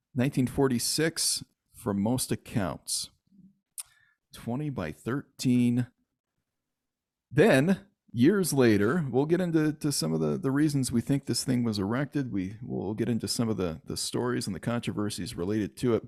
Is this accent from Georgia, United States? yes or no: no; Michigan, United States; now in Utah, United States; I I grew up in Michigan. However, I spent every summer of my life out here in Utah